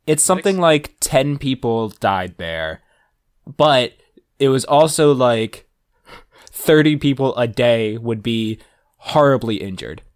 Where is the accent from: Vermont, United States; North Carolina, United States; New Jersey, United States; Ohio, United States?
New Jersey, United States; I'm also outside the city. I was in New Jersey